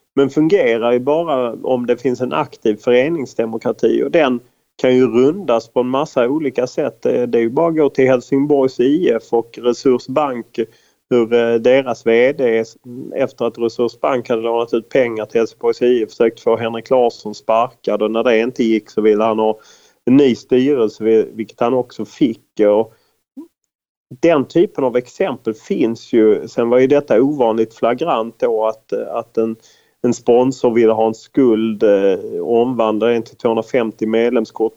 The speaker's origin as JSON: {"language": "Swedish", "town": "Lund", "region": "Skåne", "country": "Sweden", "tie": "born or raised there", "also_born_or_lived": "United States", "moved": "as an adult", "said": "i Lund där jag växte upp och eh, bodde fram till jag var 28 år"}